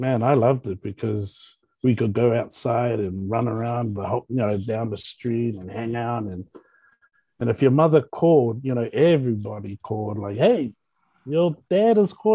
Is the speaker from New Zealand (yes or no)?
yes; Auckland, New Zealand; also born or lived in Ponsonby; we were raised in Grayland